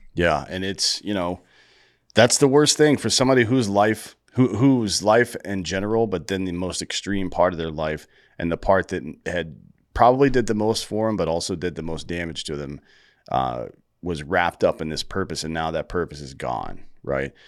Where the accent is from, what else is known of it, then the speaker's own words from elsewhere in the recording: Greenville, United States; now in Austin, United States; I'm also from Greenville